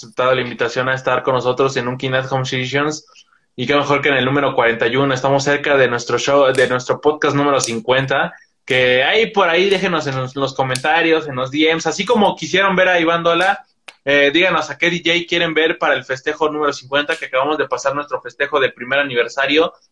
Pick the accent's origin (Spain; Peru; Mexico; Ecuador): Mexico; Toluca, State of Mexico; yo soy, yo soy del Estado de México, de Toluca